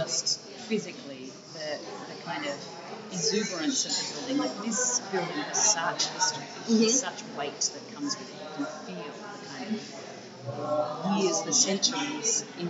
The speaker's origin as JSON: {"language": "English", "country": "Australia", "tie": "born or raised there", "also_born_or_lived": "United States", "said": "I was born in Australia during that time. Then our visa expired. We went back to the US and then immigrated when I was 3."}